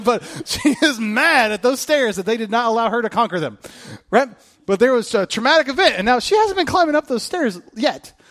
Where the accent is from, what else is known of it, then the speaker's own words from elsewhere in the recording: Kokomo, Indiana, United States; moved away; where I grew up in Kokomo